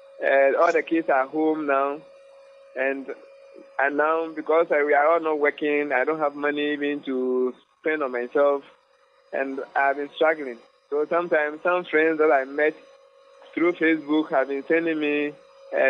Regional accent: Koforidua, Eastern Region, Ghana; from Ghana, Kofodia

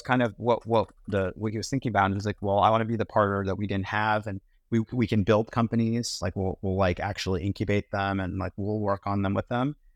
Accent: Pittsburgh, Pennsylvania, United States; also born or lived in London, United Kingdom; Grew up in Pittsburgh

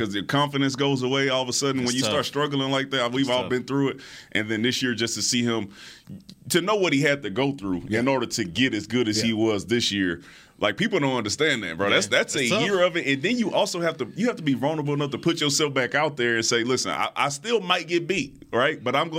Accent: Houston, Texas, United States; I'm from Houston

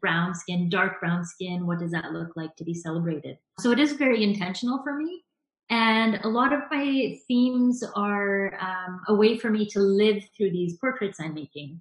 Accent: suburbs of Vancouver, British Columbia, Canada; I live in the suburbs of Vancouver, so about half an hour outside of Vancouver. And yeah, I was born and raised in the suburbs here.

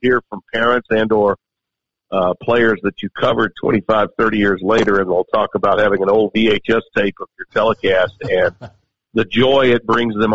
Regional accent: Shreveport, Louisiana, United States; I live in my hometown of Shreveport. I have for 30 years

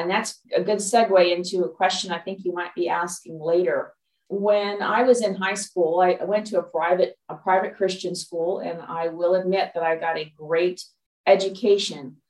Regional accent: Los Angeles, California, United States; moved away as an adult; also born or lived in Dallas, Texas; now in Pacific Northwest, United States; I'm originally from Los Angeles, California, born and raised Los Angelino

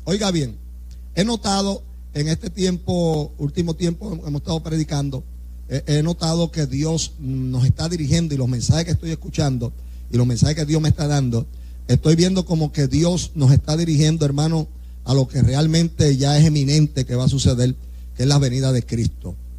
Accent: Puerto Rico; somos puertorriqueños y como somos puertorriqueños, aquí hay un idioma, ¿ve? Y hablamos español.

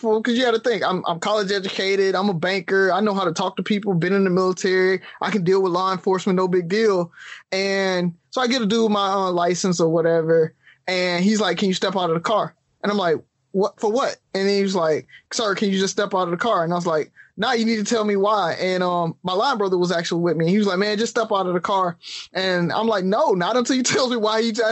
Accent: Alabama, United States; growing up in the South

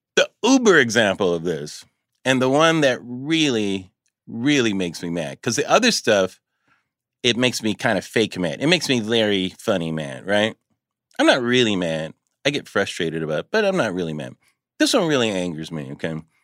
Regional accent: Pomona, California, United States; I grew up in Pomona, California here, but my parents are from Chicago

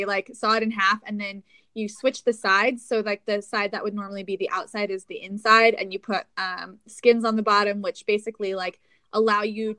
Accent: Aspen, Colorado, United States; also born or lived in Incline Village, Nevada; I grew up in Aspen, Colorado

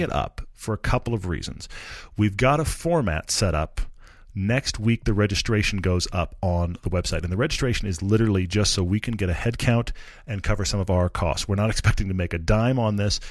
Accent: Texas, United States; now in Utah, United States; I grew up in Texas, which has its own culture

